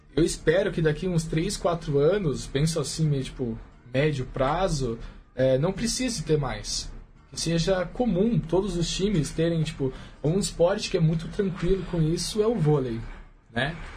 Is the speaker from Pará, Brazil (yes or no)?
no; Indaiatuba, São Paulo, Brazil; O clube lá da minha cidade